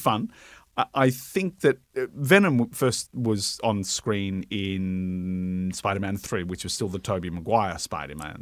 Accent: Brisbane, Queensland, Australia; now in Melbourne, Australia; I grew up in Brisbane

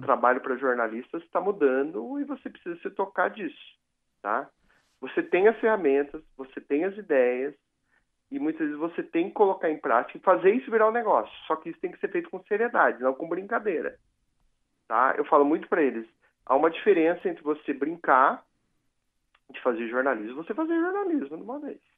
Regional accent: Piraju, São Paulo, Brazil; eu sou de Piraju, no interior

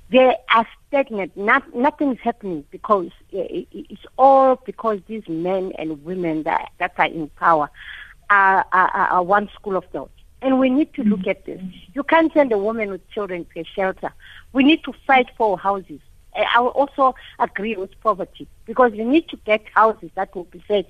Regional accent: London, United Kingdom; Growing up in London, because I grew up in exile

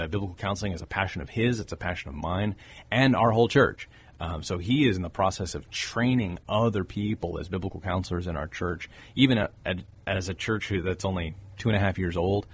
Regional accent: Corpus Christi, Texas, United States; born and raised in Corpus Christi.

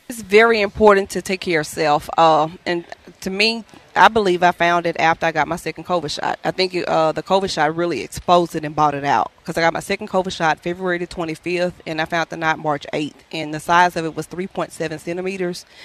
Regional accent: Louisiana, United States; moved away as an adult; now in Boston, United States; I'm from Louisiana. I came here uh, January the 1st for a uh, traveling position at Dana

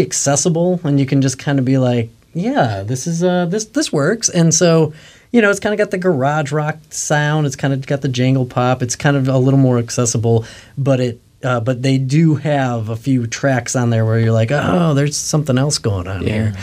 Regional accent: Western New York, United States; I grew up in Western New York

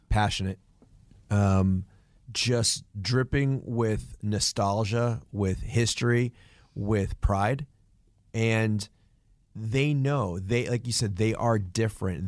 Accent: New England, United States; growing up in New England

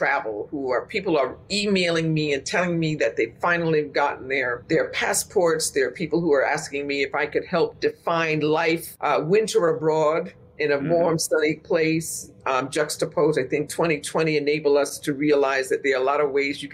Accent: Westchester County, New York, United States; we're from Westchester County

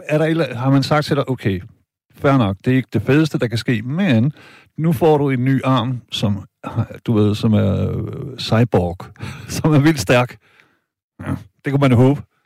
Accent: Denmark; jeg er tysk statsborger, men jeg er født og opvokset her i Danmark

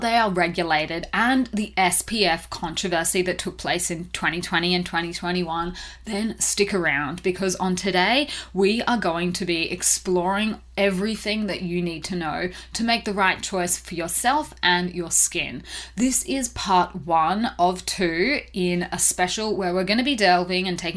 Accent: Australia; accent: Australian; I am an Aussie, if you couldn't already tell from my accent

